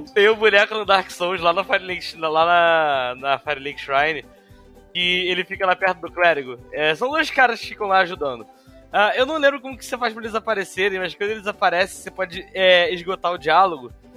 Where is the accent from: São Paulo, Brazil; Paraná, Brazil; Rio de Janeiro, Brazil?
Rio de Janeiro, Brazil; Armação dos Búzios; eu enrolo no espanhol porque eu cresci em Búzios